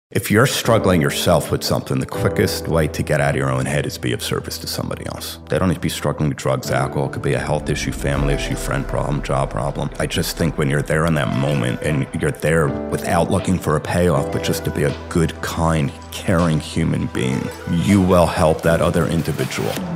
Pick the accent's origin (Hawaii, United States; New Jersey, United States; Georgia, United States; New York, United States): New Jersey, United States; Livingston; I grew up in Livingston, New Jersey.